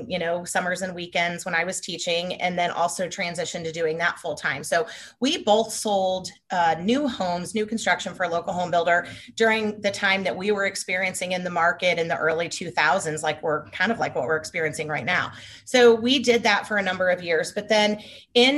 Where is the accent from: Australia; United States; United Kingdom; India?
United States; St. Charles, Missouri; I grew up in St. Charles. I'm a lifelong St. Charles person, specifically 63301